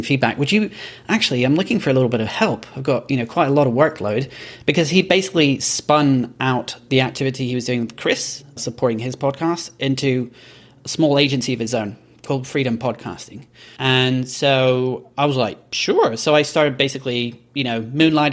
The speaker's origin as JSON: {"language": "English", "country": "Belgium", "tie": "born or raised there", "also_born_or_lived": "Edinburgh, Scotland", "moved": "as an adult", "lives_now": "New York, United States", "said": "So I'm Scottish, but I was born and grew up in Belgium"}